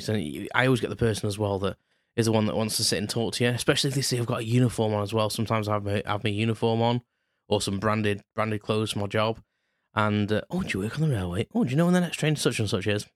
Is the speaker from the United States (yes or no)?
no; United Kingdom; being British